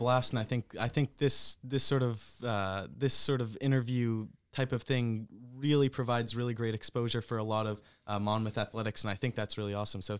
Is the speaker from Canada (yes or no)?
yes; Canada; Because obviously when I came from Canada to here, it's less of a culture shock per se than it is for someone halfway across the world.